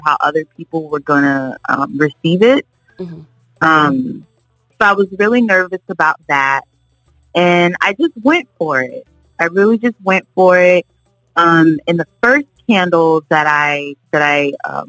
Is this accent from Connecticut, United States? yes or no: yes; Connecticut, United States; now in Florida, United States; I'm originally from Connecticut. We moved here to Florida, me and my family, quite some time ago